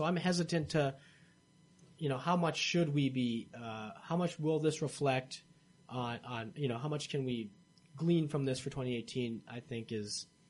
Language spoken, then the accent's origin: English; Michigan, United States; moved away; I grew up in Michigan, spent most of my life there.